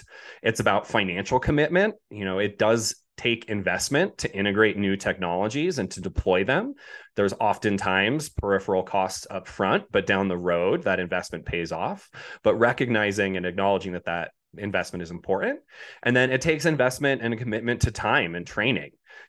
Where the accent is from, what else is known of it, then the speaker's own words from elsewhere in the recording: Boulder, Colorado, United States; moving to Boulder, Colorado, which is where I grew up in Colorado, wanted to return home, got homesick after being away for 12 years